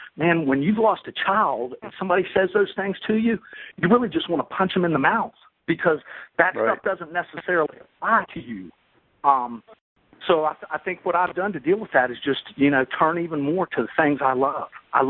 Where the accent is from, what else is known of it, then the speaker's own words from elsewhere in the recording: West Virginia, United States; I'm from West Virginia, and man, I almost just don't even trust a person who can't belt out a few swear words.